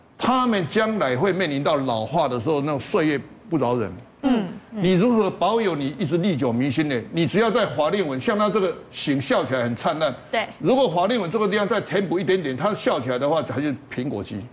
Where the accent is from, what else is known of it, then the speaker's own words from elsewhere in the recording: Taiwan; 在我们台湾地区